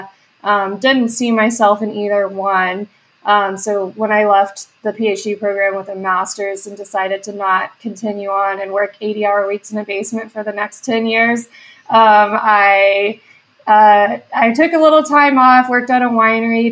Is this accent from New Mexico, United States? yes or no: no; West Texas, United States; moved away; I'm originally from West Texas, had no exposure to startups there